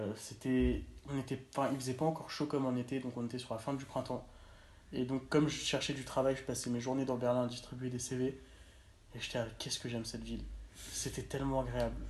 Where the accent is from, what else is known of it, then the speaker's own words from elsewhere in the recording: France; moved away; je sois français